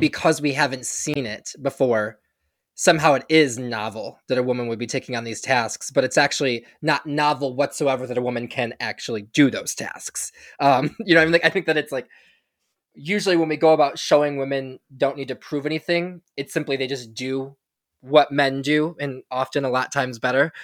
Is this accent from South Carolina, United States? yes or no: no; Michigan, United States; we are both from Michigan